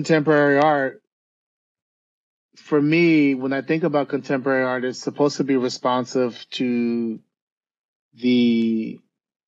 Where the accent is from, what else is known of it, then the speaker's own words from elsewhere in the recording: New York, United States; I grew up in New York